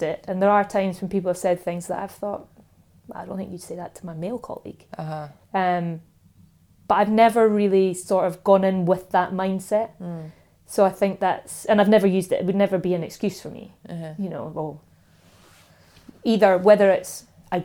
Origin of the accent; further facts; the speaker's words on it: Dunkeld, Scotland, United Kingdom; I grew up in Dunkeld, and in my primary school class there were 27 boys and 5 girls